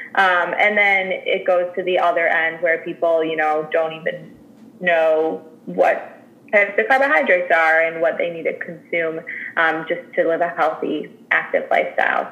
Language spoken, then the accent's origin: English; Chicago, Illinois, United States; I'm born and raised in Chicago